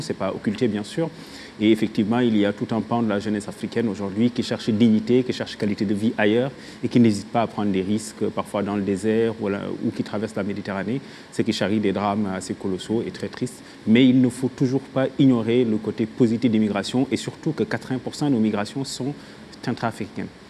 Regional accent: Senegal; je viens du pays de Léopold Sédar Senghor

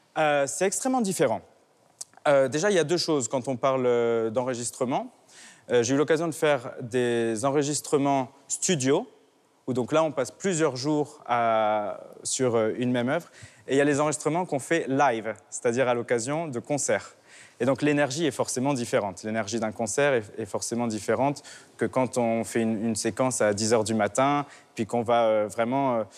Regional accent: Nice, Provence-Alpes-Côte d'Azur, France; Je suis né à Nice, j'ai fait toutes mes études euh, au conservatoire, euh, au lycée Masséna qui est juste en face

